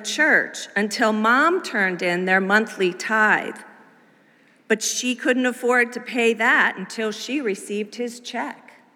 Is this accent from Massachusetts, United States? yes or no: yes; Massachusetts, United States; our little family with a toddler sized three month old moved to New England, where I grew up as a preacher's kid